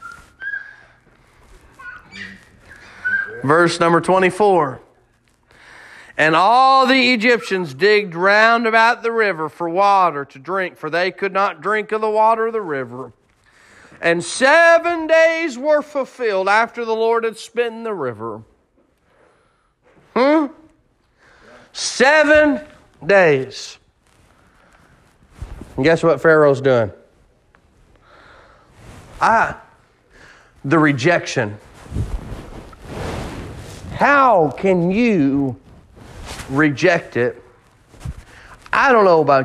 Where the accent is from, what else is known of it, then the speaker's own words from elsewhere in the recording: Kansas, United States; I grew up in Kansas